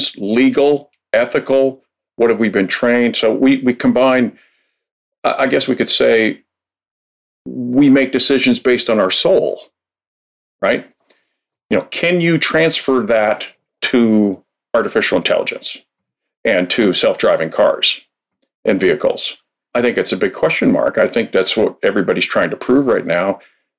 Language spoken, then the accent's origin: English; Minnesota, United States; I'm from Minnesota, where we consider the mosquitoes like it's the state bird